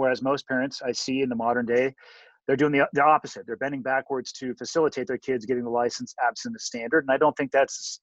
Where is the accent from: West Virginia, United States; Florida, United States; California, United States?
California, United States; Santa Cruz; I was born and raised in Santa Cruz, California